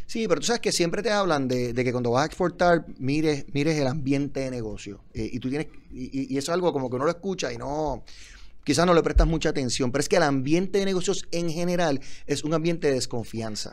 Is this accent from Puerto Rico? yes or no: yes; Puerto Rico; de Puerto Rico a Ciudad México es un cambio